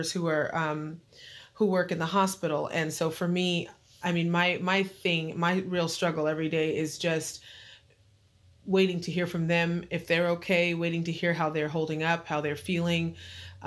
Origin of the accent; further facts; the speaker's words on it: Apple Valley, California, United States; moved away as an adult; now in New Jersey, United States; Apple Valley is where I'm from